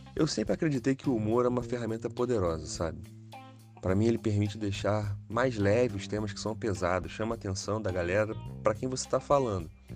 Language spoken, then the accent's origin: Portuguese; Rio de Janeiro, Brazil; eu sou carioca